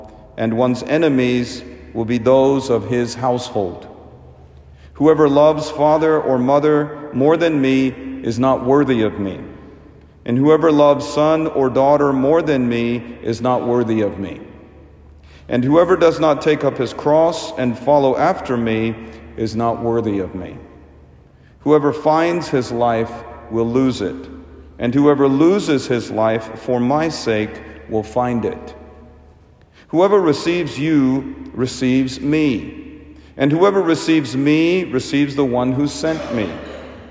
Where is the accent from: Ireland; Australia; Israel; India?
India; moved away; In my home country of India, we traditionally try to connect birthdays with baptism